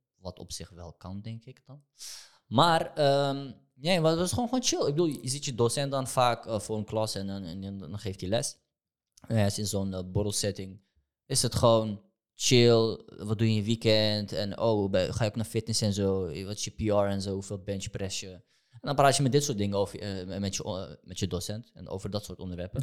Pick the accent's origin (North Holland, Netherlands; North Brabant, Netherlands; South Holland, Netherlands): North Holland, Netherlands; Amsterdam; ik ben opgegroeid in Amsterdam-West.